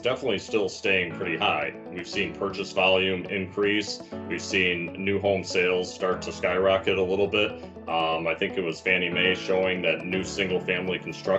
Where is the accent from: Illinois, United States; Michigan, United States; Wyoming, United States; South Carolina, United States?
Michigan, United States; outside Detroit; moved away; originally I'm from Michigan, outside the suburbs and outside of Detroit